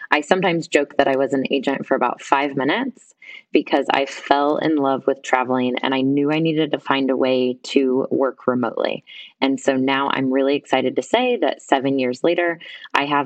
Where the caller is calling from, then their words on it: Guatemala; Right now, I'm calling in from Guatemala.